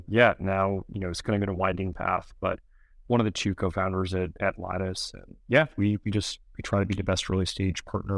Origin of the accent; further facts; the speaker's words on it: New York City, New York, United States; I grew up in New York City in Manhattan.